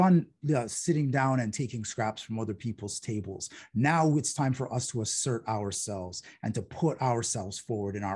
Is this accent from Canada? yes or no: yes; Toronto, Ontario, Canada; moved away as an adult; also born or lived in Kingston, Ontario / Montreal / Ottawa; I'm from Toronto. I grew up in Scarborough.